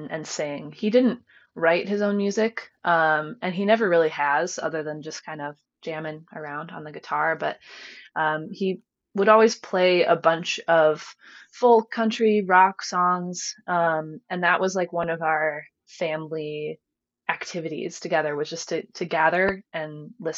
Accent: rural area southwest of Cleveland, near Oberlin, Ohio, United States; I was born in Cleveland, lived there and in Cleveland suburbs until I was about 8. And then my family packed up and moved out here

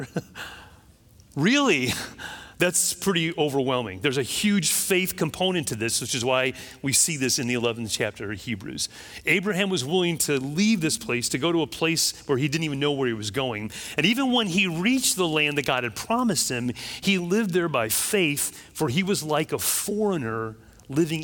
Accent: Chicago, Illinois, United States; now in Florida, United States; I grew up in Chicago

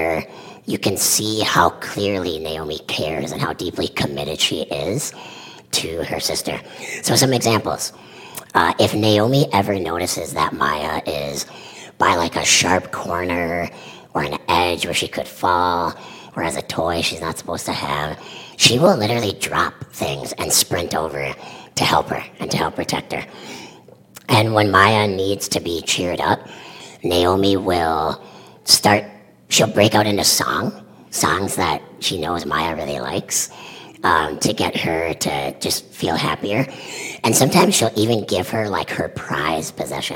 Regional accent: Mankato, Minnesota, United States; now in Roseville, United States; I am a Minnesota native. I was born in Minneapolis. I grew up in Mankato.

